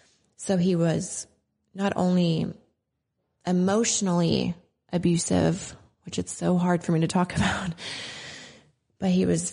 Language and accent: English; Tacoma, Washington, United States; born there; I was born in Tacoma, Washington. I was born on an army base. My dad was in the army.